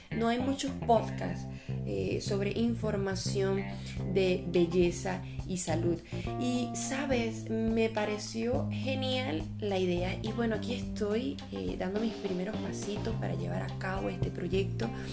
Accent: Venezuela; first language Spanish; now in Brazil; soy una venezolana de 25 años eh, y actualmente estoy viviendo en Brasil. Y eh, yo soy esteticista, hablo tres idiomas, el español nativo

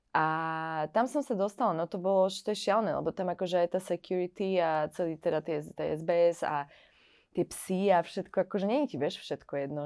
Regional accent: Trenčín, Trenčín Region, Slovakia; moved away as an adult; now in Paris, France; Odišla som odtiaľto, zo Slovenska som odišla po vysokej škole

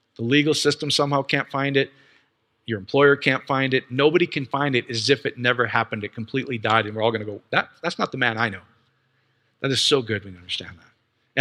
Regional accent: Iowa, United States; I grew up in Iowa

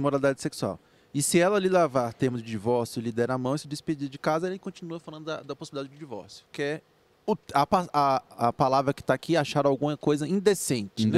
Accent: Brazil; nós como brasileiros que somos

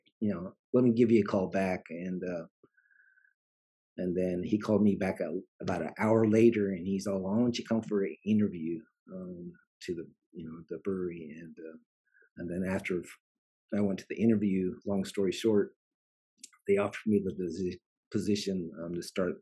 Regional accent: Provo, Utah, United States; moved away as an adult; also born or lived in Texas; now in Hida Takayama, Japan; I grew up in America, in the state of Utah, in a small town called Provo.

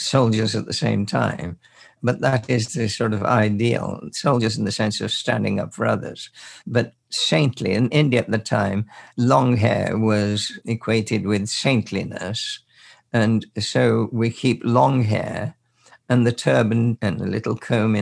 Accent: Birmingham, West Midlands, United Kingdom; we were in Birmingham, and we grew up there as total strangers.

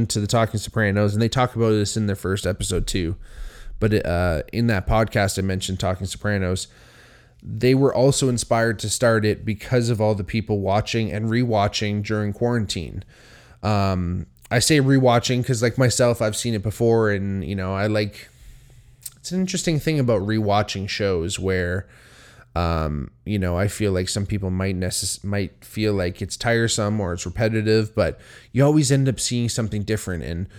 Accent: Hamilton, Ontario, Canada; I think growing up where I grew up here in Hamilton, it's a very Italian town.

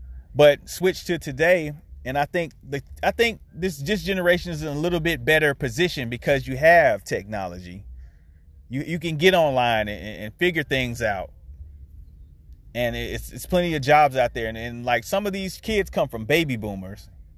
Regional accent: Rock Hill, South Carolina, United States; I grew up on South Wilson Street in Rock Hill, near Hagen Street, 500 block, Midtown, Sunset Park.

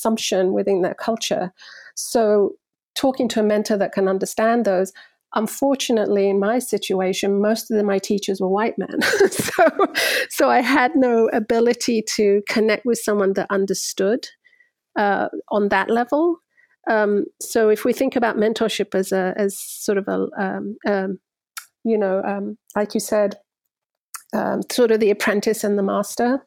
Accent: London, United Kingdom; also born or lived in Cyprus; I grew up in London in an immigrant community.

